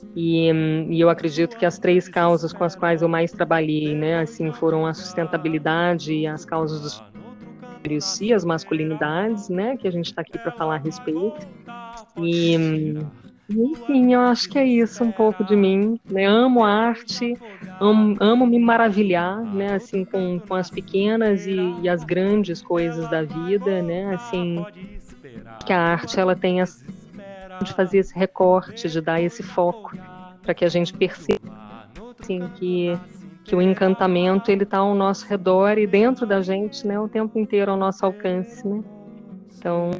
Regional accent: Ouro Preto, Minas Gerais, Brazil; now in Paquetá, Brazil; eu sou de Ouro Preto, Minas Gerais também. É, eu estou em Paquetá nesse momento

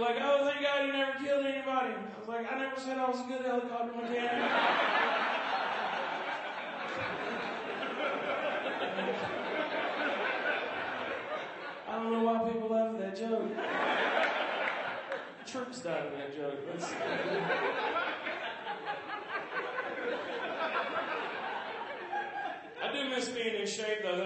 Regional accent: Georgia, United States; accent: southern; now in Seattle, United States; I'm originally from Georgia

